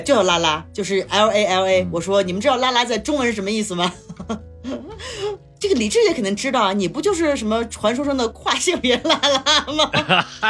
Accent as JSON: {"language": "Chinese", "country": "China", "said": "我们中国人就是吃吃喝喝嘛"}